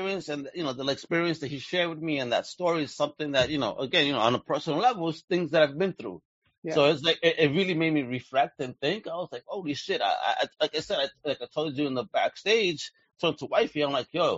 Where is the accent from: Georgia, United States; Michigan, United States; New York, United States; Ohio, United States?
New York, United States; New York City; I grew up in Brooklyn right next to Williamsburg